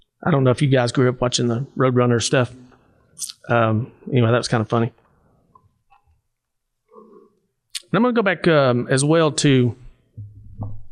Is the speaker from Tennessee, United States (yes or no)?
yes; Savannah, Tennessee, United States; I grew up in Hardin County, Savannah, Tennessee